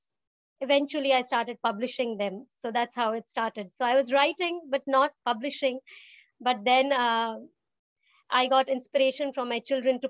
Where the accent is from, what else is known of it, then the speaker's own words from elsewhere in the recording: Siliguri, West Bengal, India; now in United States; I'm from Siliguri, so it's a small town based in foothills of Himalayas in India